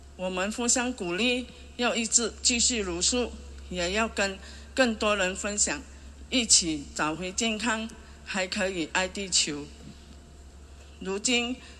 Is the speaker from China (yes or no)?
no; Johor Bahru, Johor, Malaysia; 我是来自马来西亚罗佛新山的灯笼乡，是一位单亲妈妈